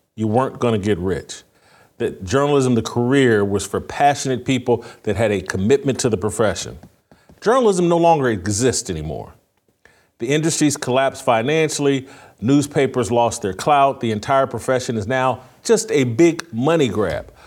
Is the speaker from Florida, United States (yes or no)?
no; Indiana, United States; born or raised there